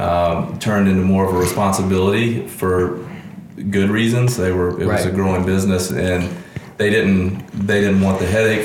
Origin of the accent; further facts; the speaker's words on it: Augusta, Georgia, United States; also born or lived in Madison, Mississippi; we moved here when I was 8 years of age